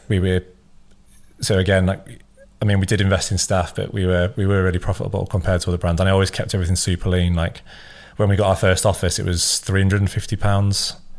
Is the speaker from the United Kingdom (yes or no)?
yes; Scunthorpe, Yorkshire and the Humber, United Kingdom; moved away as an adult; also born or lived in Leeds; I was from Scunthorpe originally, which is about an hour away